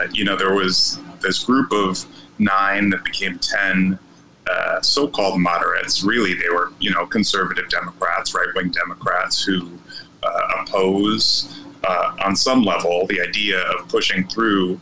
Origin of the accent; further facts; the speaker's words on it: Chicago, Illinois, United States; also born or lived in Logan Square, Chicago; I grew up on the south side. I'm a south sider